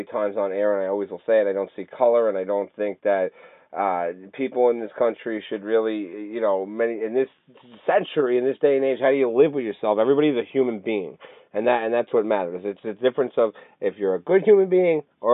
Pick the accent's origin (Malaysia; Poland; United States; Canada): Canada; I'm Canadian